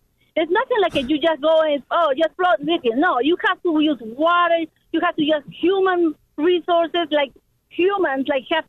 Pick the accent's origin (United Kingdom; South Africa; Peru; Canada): Peru; now in Lake Forest, United States; I am from Peru. I'm American from Peru.